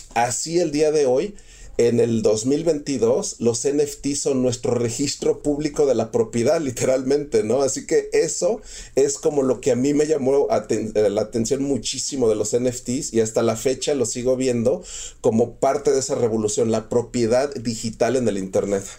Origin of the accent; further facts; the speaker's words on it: Mexico; yo soy mexicano 100%